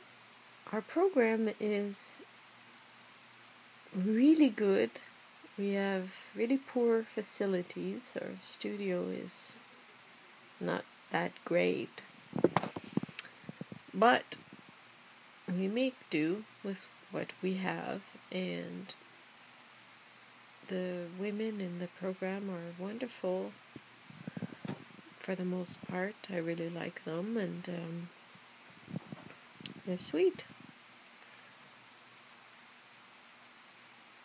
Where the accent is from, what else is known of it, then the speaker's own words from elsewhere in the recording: Canada; I'm really proud of being Canadian, and French Canadian